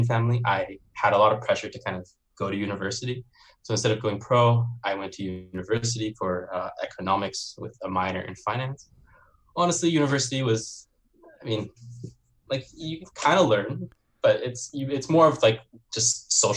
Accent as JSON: {"language": "English", "country": "Canada", "tie": "born or raised there", "also_born_or_lived": "Beijing, China", "said": "I was born in Beijing. I'm Chinese. I grew up in Canada"}